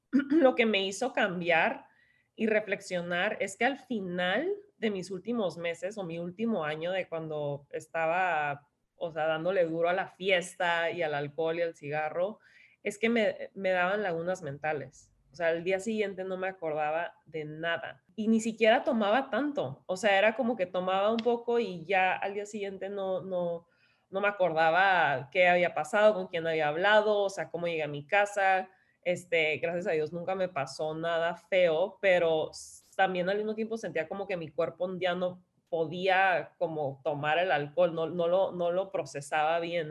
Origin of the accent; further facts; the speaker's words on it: San Diego, California, United States; also born or lived in Tijuana, Mexico; yo soy de San Diego, este, mexicana de Tijuana, pero casi toda mi vida he vivido en San Diego